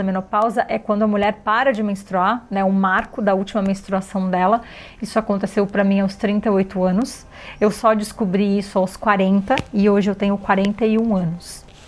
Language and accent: Portuguese; Florianópolis, Santa Catarina, Brazil; Eu nasci em Florianópolis num lugar de praias maravilhosas